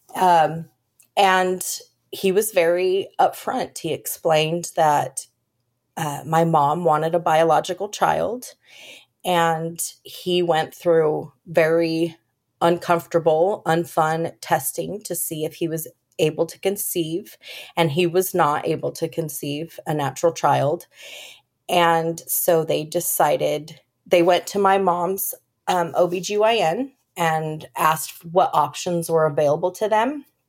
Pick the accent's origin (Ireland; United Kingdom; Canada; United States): United States; California; moved away as an adult; also born or lived in Colorado; now in Texas, United States; I was born in Colorado and then shortly moved to California where I met my, um, high school sweetheart